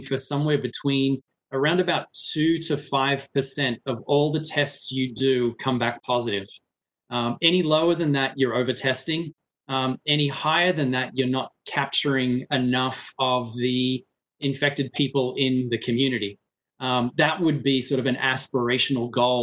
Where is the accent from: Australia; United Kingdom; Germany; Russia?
Australia; now in United States; my home country, Australia